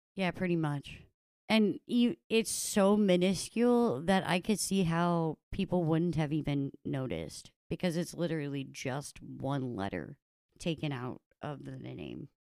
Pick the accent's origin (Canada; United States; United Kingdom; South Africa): United States; I am an American